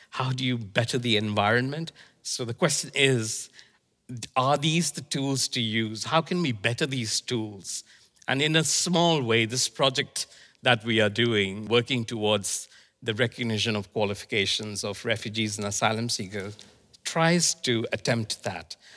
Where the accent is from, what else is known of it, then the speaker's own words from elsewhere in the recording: India; born there; also born or lived in Iraq; Well, I was born in India, and my father was posted in Iraq. So I moved between Iraq and India.